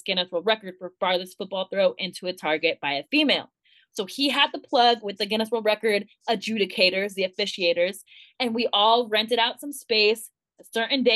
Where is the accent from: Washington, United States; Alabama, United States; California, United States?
California, United States; Thousand Oaks; my hometown in Thousand Oaks